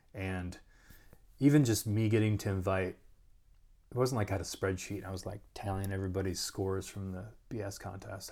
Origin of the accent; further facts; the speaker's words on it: Rochester, United States; also born or lived in Dayton, Ohio; I was born in Rochester